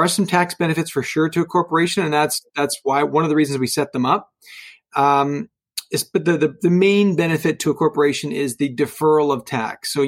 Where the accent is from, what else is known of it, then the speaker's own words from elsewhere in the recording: Oakville, Ontario, Canada; now in Burlington, Canada; I grew up in Oakville, never really moved too far from home, live in Burlington now